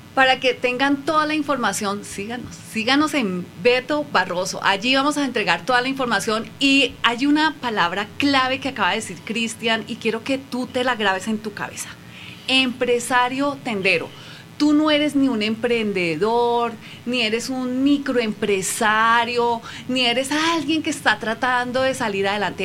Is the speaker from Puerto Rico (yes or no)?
no; Colombia; moved away as an adult; now in Mexico; soy colombiana, radicada acá en México hace tres años y medio